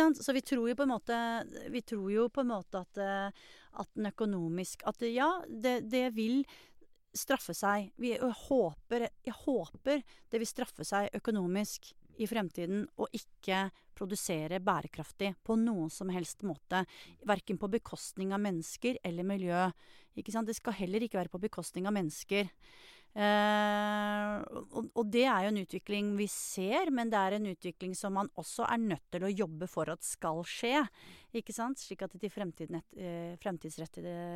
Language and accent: Norwegian; Norway; som nordmenn